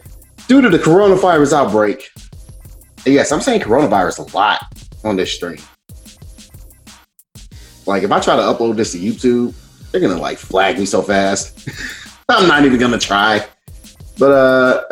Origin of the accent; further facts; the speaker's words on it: St. Louis, Missouri, United States; now in Chicago, United States; I currently live in Chicago, even though I am from St. Louis